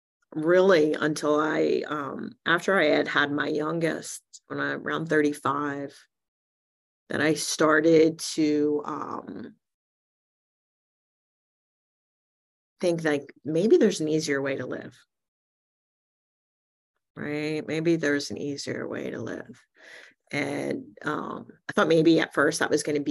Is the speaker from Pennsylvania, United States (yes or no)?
no; New Jersey, United States; I was born in New Jersey in 1968 to two really amazing parents